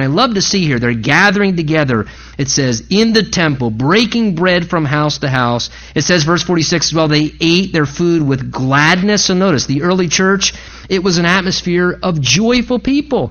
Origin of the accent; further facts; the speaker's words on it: United States; American Christians